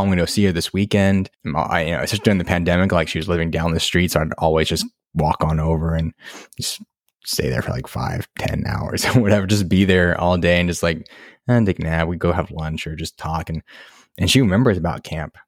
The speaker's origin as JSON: {"language": "English", "country": "United States", "tie": "born or raised there", "said": "I'm mixed Japanese American, fifth generation, and I grew up in, like, a white community, fairly white community with my, you know, white family"}